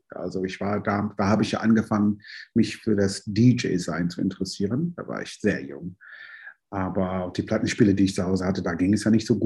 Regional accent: New York, United States; also born or lived in London; now in Germany; Ich bin ja, ähm, in London geboren, in New York aufgewachsen und seit äh, 86 in Deutschland und habe schon in diverse Städte in Deutschland auch gewohnt

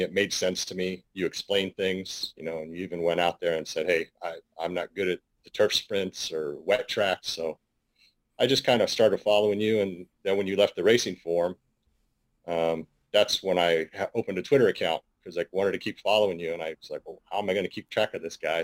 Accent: San Francisco, California, United States; I was born and raised in San Francisco, California

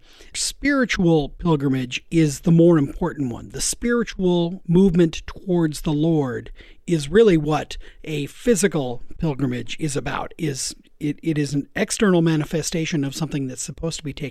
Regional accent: Seattle, Washington, United States; growing up in Seattle

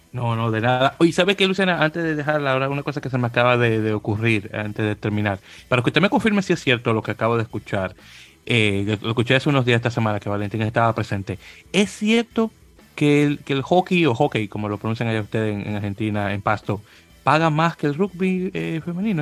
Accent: Dominican Republic; now in United States; soy dominicano

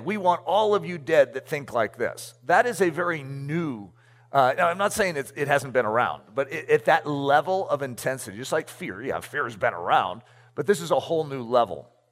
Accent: United States; I'm American

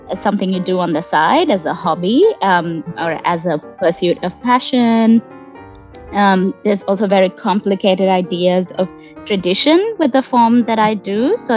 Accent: Kuwait; I was born and raised in Kuwait um, just before the Gulf War, um, and where my parents were working as immigrants

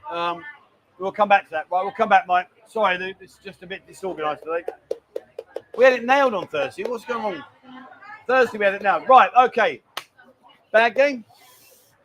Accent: London, United Kingdom; accent: Londoner, not Cockney; now in Pattaya, Thailand; I'm not Cockney, mate. I'm a Londoner

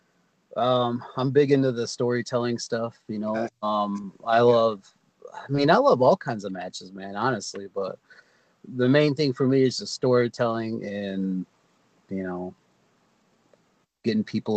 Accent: Michigan, United States; moved away as an adult; also born or lived in Florida; I was born and raised in Michigan, grew up in Michigan

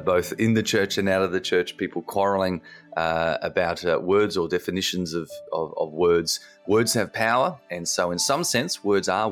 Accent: Australia; as the Aussie in the room

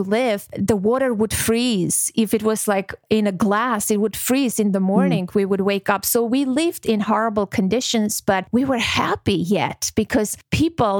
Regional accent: Armenia; born or raised there; moved away; also born or lived in Georgia / Moscow, Russia

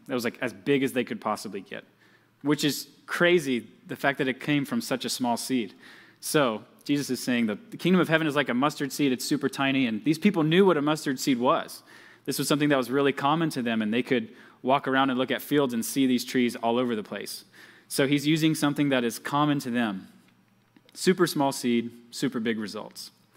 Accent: Georgia, United States; moved away; I'm from Georgia, just like Pastor Jacob

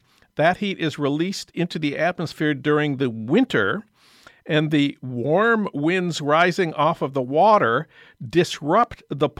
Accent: St. Paul, Minnesota, United States; moved away; my hometown of St. Paul

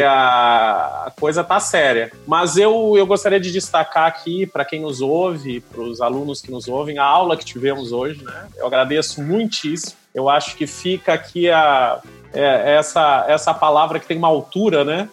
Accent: Rio Grande do Sul, Brazil; eu sou gaúcho, tem uma palavra que a gente usa lá muito, espraiar

